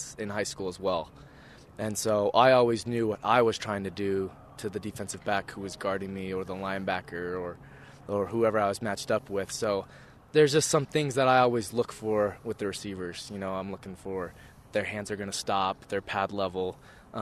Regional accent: Texas, United States; moved away; growing up in Texas around the Big 12

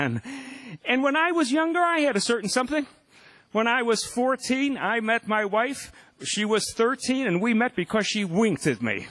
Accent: Evanston, Illinois, United States; my hometown of Evanston, Illinois

